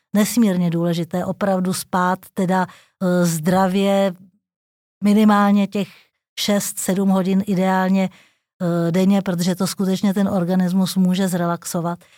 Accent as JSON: {"language": "Czech", "region": "Prague", "country": "Czechia", "tie": "born or raised there", "said": "jsem Pražák, Narodila jsem se tady, žiju celý život v Praze"}